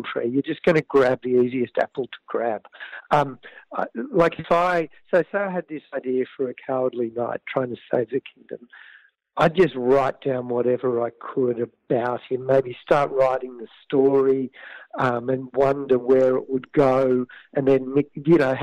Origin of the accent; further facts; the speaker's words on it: Canberra, Australian Capital Territory, Australia; my own childhood growing up in Canberra